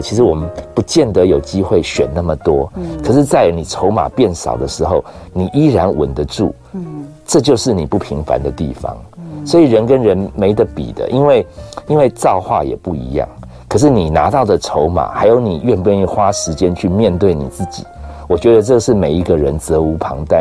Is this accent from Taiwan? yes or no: yes; Taiwan; 从小到大，我很确定我就在台湾长大，我没有去过外面